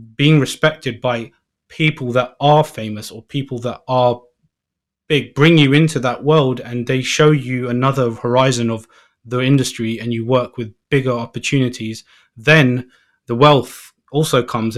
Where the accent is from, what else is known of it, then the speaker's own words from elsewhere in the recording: London, United Kingdom; I'm from London